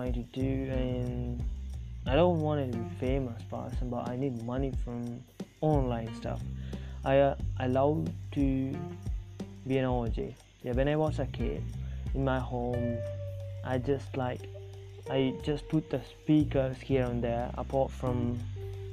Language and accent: English; South India, India; first language Tamil; English is a second language; Actually I'm from India, if you guys don't know that, now you know that I'm from South India. I'm Tamil. I speak Tamil and English. English as a second language.